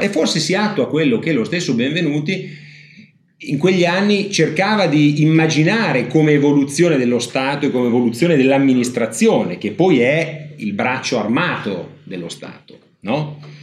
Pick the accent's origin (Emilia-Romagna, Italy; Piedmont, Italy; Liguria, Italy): Emilia-Romagna, Italy; Ferrara; io sono di Ferrara